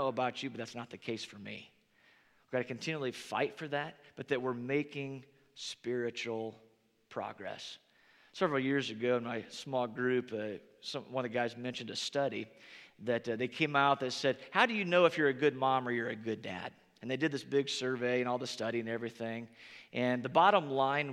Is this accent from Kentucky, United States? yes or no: no; Northern Indiana, United States; moved away; growing up in Northern Indiana